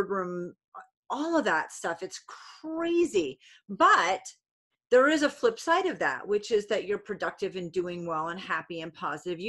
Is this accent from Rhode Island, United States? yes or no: yes; Rhode Island, United States; I'm from Rhode Island